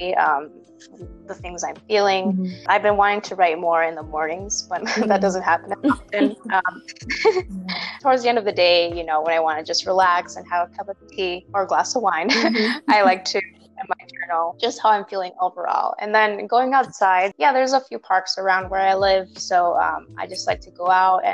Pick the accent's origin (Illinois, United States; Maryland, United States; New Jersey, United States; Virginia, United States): Illinois, United States; Chicago; I'm also from a big city. I'm from Chicago